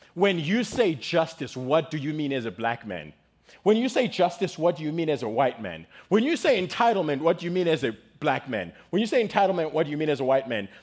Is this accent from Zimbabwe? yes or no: yes; Zimbabwe; now in United States; I am from Zimbabwe. In case you guys notice, you're like, where's that accent from